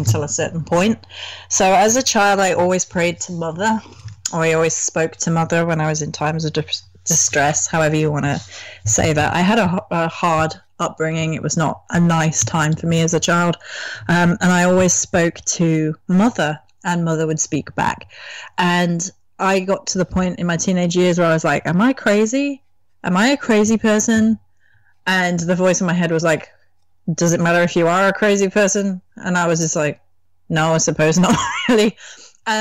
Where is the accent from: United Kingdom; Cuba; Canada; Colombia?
United Kingdom; England; as an English person